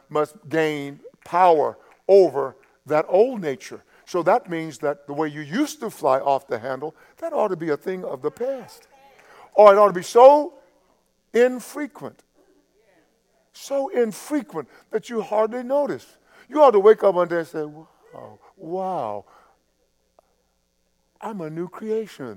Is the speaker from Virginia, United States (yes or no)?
no; East Texas, United States; I grew up in East Texas